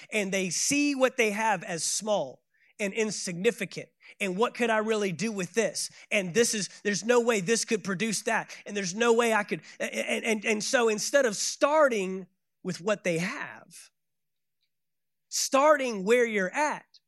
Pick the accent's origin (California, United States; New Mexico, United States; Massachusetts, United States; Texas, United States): Texas, United States; Dallas; I am from Dallas, Texas